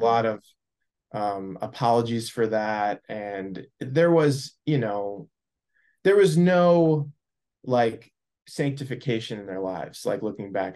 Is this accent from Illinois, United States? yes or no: yes; Naperville, Illinois, United States; I grew up in Naperville, Illinois, suburb of Chicago